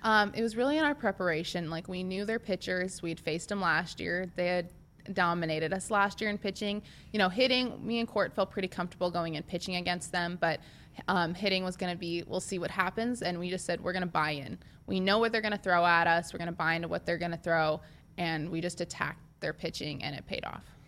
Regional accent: Nebraska, United States; I'm from Nebraska, and I played for Nebraska

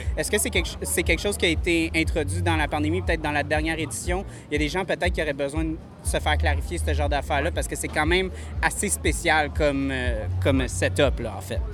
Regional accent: Montreal, Quebec, Canada; je viens de Montréal

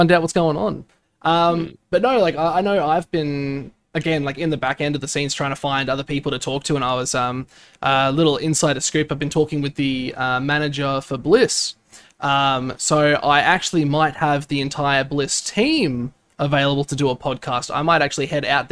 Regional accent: Brisbane, Queensland, Australia; What's wrong with Brisbane? You just dissed my hometown

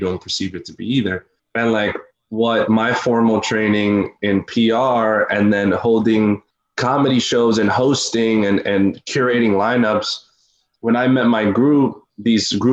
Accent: Westchester, New York, United States; also born or lived in Peekskill / Peru; now in Harlem, New York, United States; I'm Peruvian. 27 years old, from New York, from here, but I grew up more in the Westchester area, like Mount Vernon, Yonkers, White Plains.

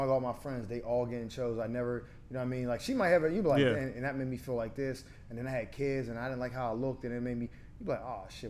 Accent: Pittsburgh, Pennsylvania, United States; I'm from Garfield.

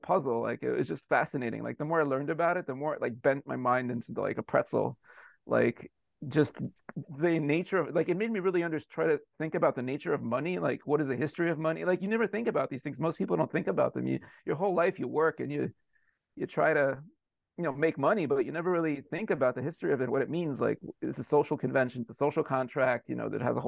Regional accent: United States; I'm an American. I've lived in the U.S. my whole life

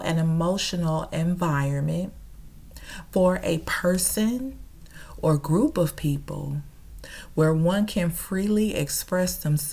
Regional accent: Chicago, Illinois, United States; now in Dallas, United States; I'm originally from Chicago

